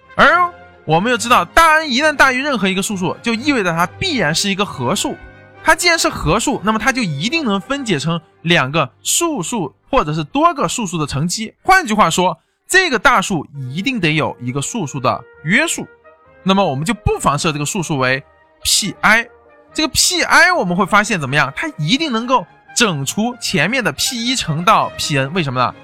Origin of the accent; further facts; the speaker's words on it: China; 我们中国人目前是在那个猜想里面最后的那个也就只差一步就得到哥德巴猜想